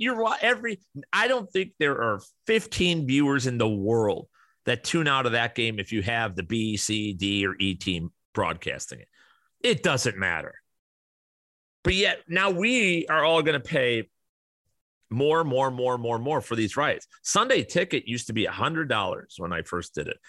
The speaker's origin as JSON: {"language": "English", "area": "Kane County", "region": "Illinois", "country": "United States", "tie": "born or raised there", "said": "I grew up around Kane County, Illinois."}